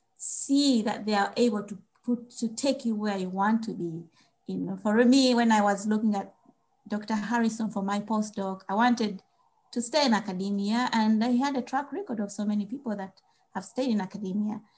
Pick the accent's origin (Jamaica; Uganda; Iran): Uganda; moved away as an adult; now in United States; growing up in Uganda